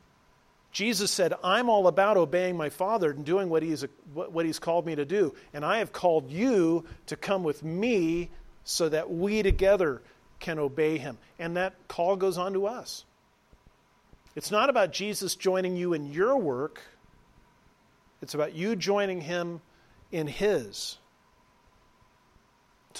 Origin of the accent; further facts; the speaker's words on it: Southern California, United States; moved away; I was raised in Southern California